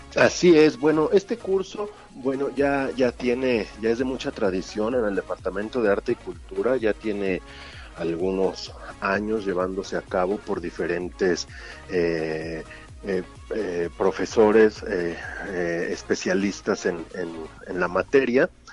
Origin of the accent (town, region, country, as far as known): Mexico